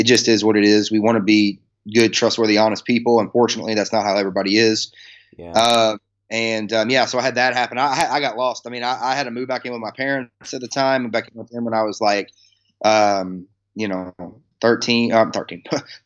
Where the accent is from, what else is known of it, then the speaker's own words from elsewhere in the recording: Kentucky, United States; I'm from a state here in the States called Kentucky